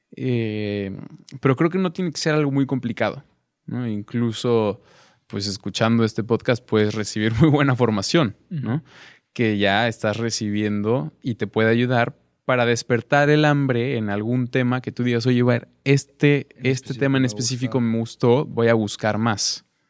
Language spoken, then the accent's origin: Spanish; Cuernavaca, Morelos, Mexico; en Cuernavaca, de donde yo soy